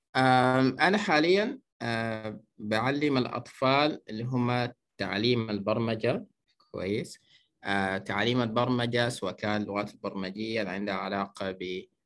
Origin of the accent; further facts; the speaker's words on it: Kosti, White Nile, Sudan; من مواليد مدينة كوستي نشأت وترعرعت في ولاية النيل الأبيض